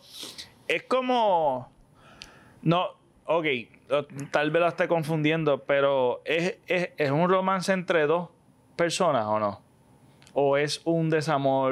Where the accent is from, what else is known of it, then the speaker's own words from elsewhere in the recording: Puerto Rico; soy boricua